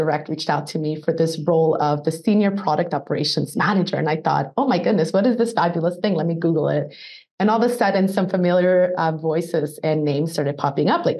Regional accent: Colombia; moved away; I'm originally from Colombia, South America

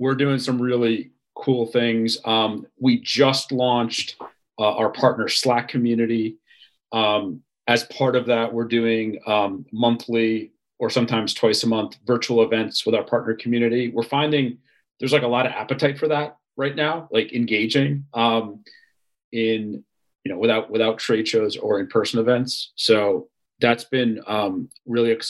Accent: New York, United States; I'm from New York

